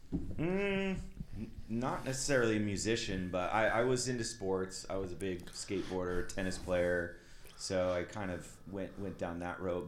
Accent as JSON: {"language": "English", "town": "Twin Falls", "region": "Idaho", "country": "United States", "tie": "born or raised there", "moved": "yes", "lives_now": "Seattle, United States", "said": "I grew up in Twin Falls, Idaho."}